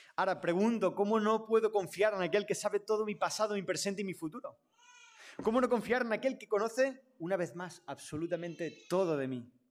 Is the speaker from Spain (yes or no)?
yes; Catalonia, Spain; a mí me ha tocado nacer en una familia catalana y del Barça, ese es mi contexto. Entonces yo soy catalán